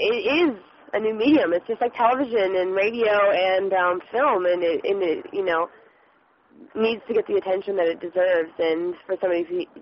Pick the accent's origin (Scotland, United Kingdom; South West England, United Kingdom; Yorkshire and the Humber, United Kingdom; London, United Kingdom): Scotland, United Kingdom; I mean, we're all Scottish, like my mom and my all my grandparents born and raised Scotland, Aberdeen, and we're just like close-knit family